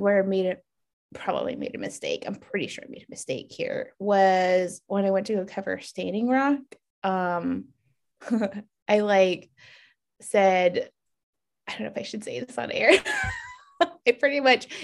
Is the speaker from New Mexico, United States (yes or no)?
yes; New Mexico, United States; moved away; I'm from New Mexico.